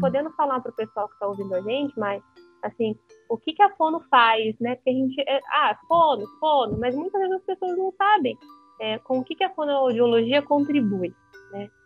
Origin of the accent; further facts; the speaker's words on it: Ourinhos, São Paulo, Brazil; eu sou de Ourinhos, né, interior de São Isso. Paulo